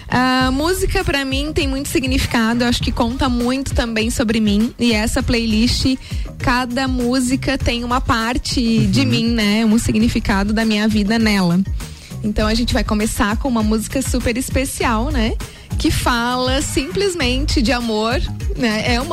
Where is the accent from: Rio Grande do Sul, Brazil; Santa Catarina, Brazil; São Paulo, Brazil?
Santa Catarina, Brazil; Lages; Eu nasci em Laje, uhum. sou lagiana da Gema. Amo essa cidade. Adoro morar em Lages